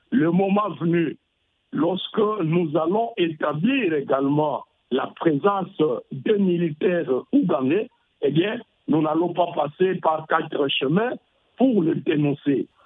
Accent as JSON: {"language": "French", "town": "Goma", "region": "North Kivu", "country": "DR Congo", "tie": "born or raised there", "said": "Moi, je suis des Goma, je suis natif du Nord Kivu"}